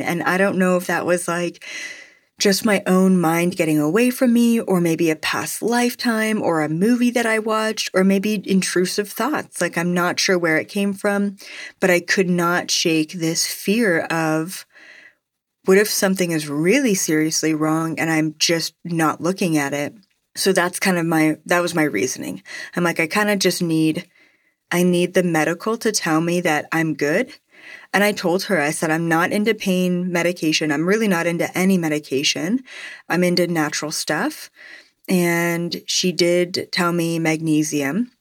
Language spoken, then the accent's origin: English; Canada; as a Canadian